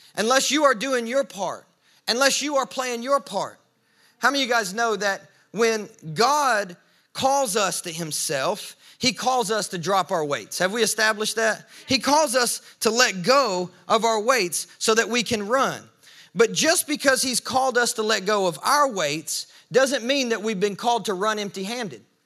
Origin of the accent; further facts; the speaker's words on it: the South, Southern United States, United States; I'm, I'm a Southerner